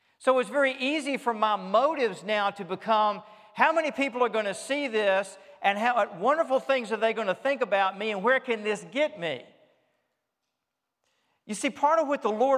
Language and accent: English; Richmond, Virginia, United States; I grew up in Richmond, Virginia. I am Southern by birth, and I grew up as a Southerner in the South.